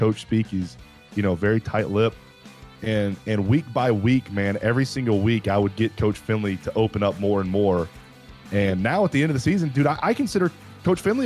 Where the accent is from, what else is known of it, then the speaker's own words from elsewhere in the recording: Douglas County, Georgia, United States; I graduated from Douglas County